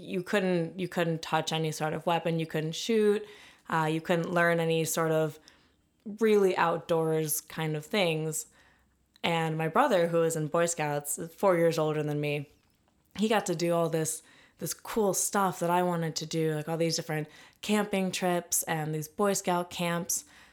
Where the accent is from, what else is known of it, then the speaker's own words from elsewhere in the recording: Ann Arbor, Michigan, United States; So I'm from Ann Arbor, Michigan.